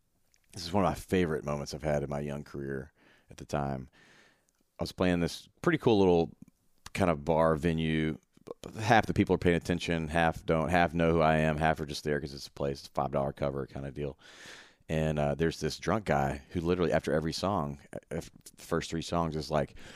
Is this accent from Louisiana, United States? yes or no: no; Memphis, Tennessee, United States; I'm from Memphis and I'm alive, so I've heard of ….